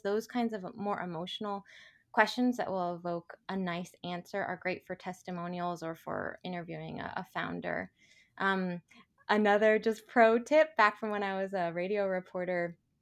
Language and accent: English; Portland, United States; moved away; I'm a native Portlander and I've been back here in my hometown for about two years